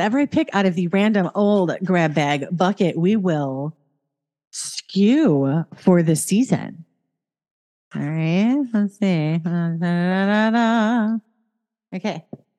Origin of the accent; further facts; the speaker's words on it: Chicago, Illinois, United States; I'm from Chicago.